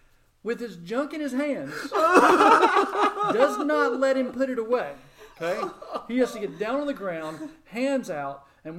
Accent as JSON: {"language": "English", "town": "Murfreesboro", "region": "Tennessee", "country": "United States", "tie": "born or raised there", "said": "when I was growing up, Murfreesboro wasn't really a suburb of Nashville"}